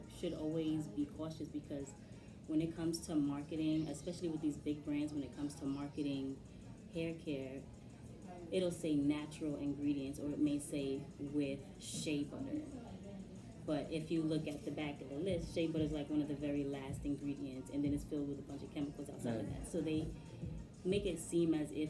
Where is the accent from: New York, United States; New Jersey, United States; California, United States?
New York, United States; New York City; Born and raised in Brooklyn my whole life